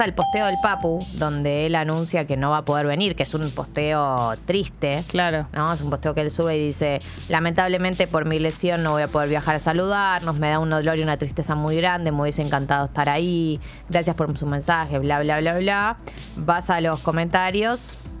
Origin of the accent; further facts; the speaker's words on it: Argentina; nos une como argentinos y argentinas